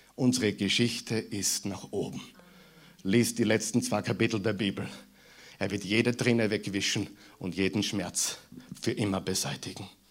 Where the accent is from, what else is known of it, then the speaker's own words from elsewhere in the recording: Mühlviertel, Upper Austria, Austria; moved away; die aus Oberösterreich kommen wie ich, merken den Unterschied zwischen Müllviertel, wo ich herkomme, und hier